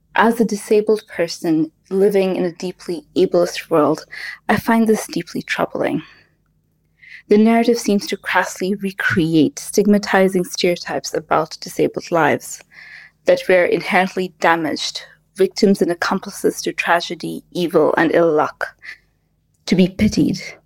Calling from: Kuwait; I'm calling from Kuwait

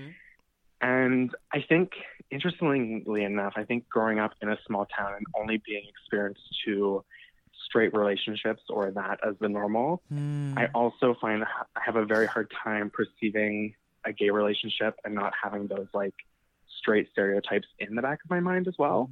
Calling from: Ontario, Canada; I'm calling from a very small town in southern Ontario.

